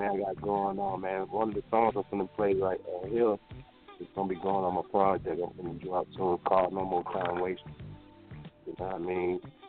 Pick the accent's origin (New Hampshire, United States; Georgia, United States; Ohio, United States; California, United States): Georgia, United States; Decatur; also born or lived in Texas; I'm from Atlanta. I'm from Decatur, really.